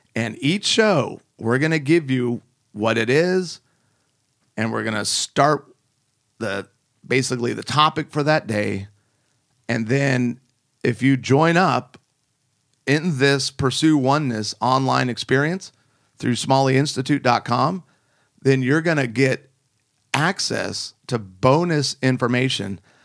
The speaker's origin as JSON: {"language": "English", "town": "Chicago", "region": "Illinois", "country": "United States", "tie": "born or raised there", "also_born_or_lived": "Rockford, Illinois", "moved": "yes", "said": "I'm flying into Chicago, the good old O R D. This is my hometown"}